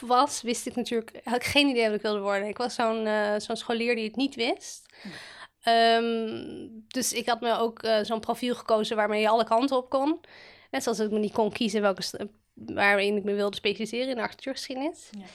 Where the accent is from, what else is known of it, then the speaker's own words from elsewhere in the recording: Amsterdam, North Holland, Netherlands; Ik ben een eh, geboren en getogen Amsterdammer. Ik heb nog nooit buiten eh, deze stad ja, gewoond.